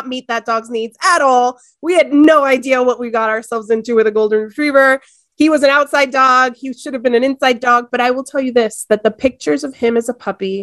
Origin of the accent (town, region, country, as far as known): Miami, Florida, United States; born or raised there; also born or lived in Ecuador